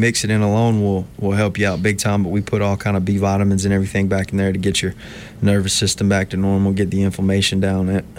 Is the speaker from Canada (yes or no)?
no; Eufaula, Alabama, United States; moved away as an adult; also born or lived in Troy, Alabama / Atlanta, Georgia; now in Montgomery, United States; I'm from Eufaula originally.